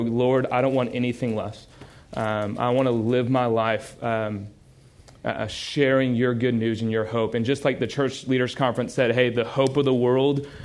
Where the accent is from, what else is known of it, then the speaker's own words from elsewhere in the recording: Houston, Texas, United States; I grew up in a little place called Houston